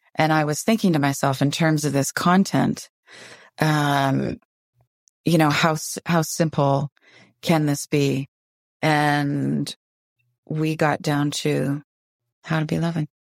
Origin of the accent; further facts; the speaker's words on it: Windsor, Ontario, Canada; now in Vancouver, Canada; I grew up in Windsor, Ontario, and it was just a ten-minute ride across the Ambassador Bridge to Detroit, Michigan